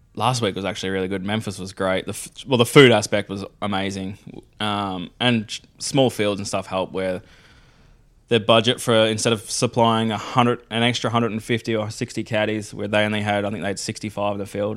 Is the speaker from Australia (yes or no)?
yes; Melbourne, Victoria, Australia; we're growing up on Melbourne